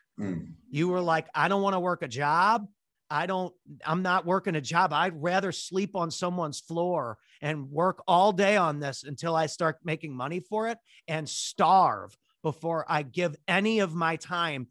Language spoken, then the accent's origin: English; St. Louis, Missouri, United States; We're from St. Louis